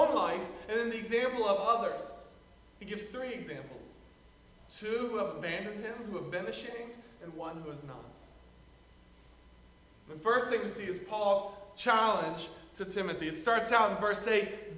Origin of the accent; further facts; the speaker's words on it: the South, United States; moved away; I come from the South